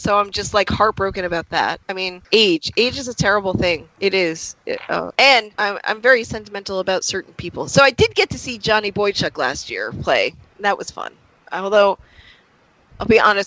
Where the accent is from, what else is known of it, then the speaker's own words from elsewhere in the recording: Rhode Island, United States; I'm from Rhode Island.